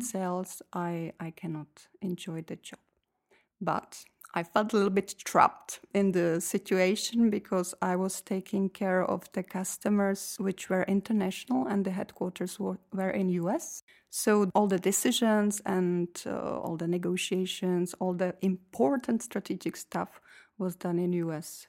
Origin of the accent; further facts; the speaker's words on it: Czechia; moved away as an adult; now in Belgium; I come from Czech Republic